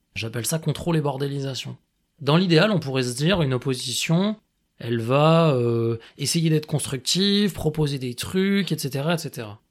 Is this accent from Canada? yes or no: no; Grenoble, Auvergne-Rhône-Alpes, France; J'ai grandi à Grenoble.